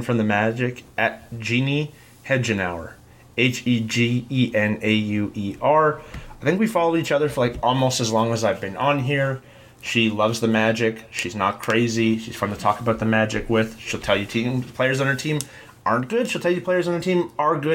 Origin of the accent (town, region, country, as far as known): Alberta, Canada